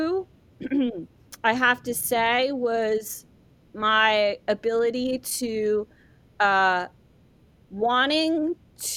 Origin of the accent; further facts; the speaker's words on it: Ireland; moved away; I was born in Ireland, come from a very, you know, traditional Irish family